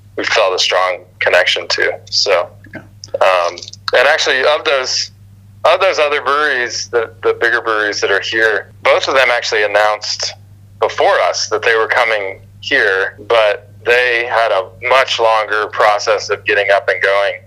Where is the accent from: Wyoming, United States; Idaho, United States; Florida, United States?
Florida, United States; moved away as an adult; also born or lived in Brevard, North Carolina; now in North Carolina, United States; I'm from Florida originally, but I went to college in Brevard